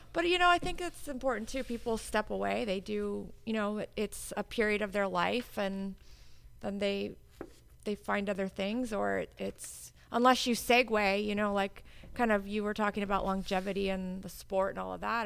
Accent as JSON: {"language": "English", "region": "Hawaii", "country": "United States", "tie": "born or raised there", "also_born_or_lived": "California / Oregon / Chicago", "moved": "as an adult", "lives_now": "Florida, United States", "said": "I was born in Hawaii. Uh, I was born and raised there."}